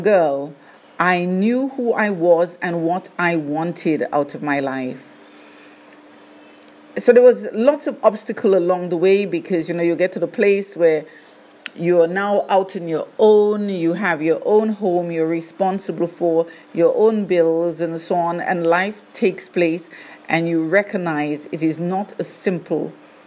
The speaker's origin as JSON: {"language": "English", "region": "London", "country": "United Kingdom", "tie": "born or raised there", "also_born_or_lived": "Grenada / St. Kitts", "moved": "as an adult", "lives_now": "Barbados", "said": "I was born in the beautiful island of Grenada. As a child, I immigrated to London, England, as my parents had done so a few years before. I grew up in England, going to primary school, secondary school."}